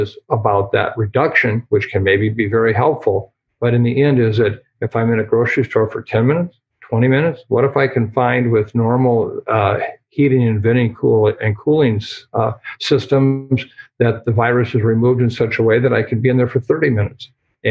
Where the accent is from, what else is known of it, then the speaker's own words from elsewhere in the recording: Iowa, United States; my home state of Iowa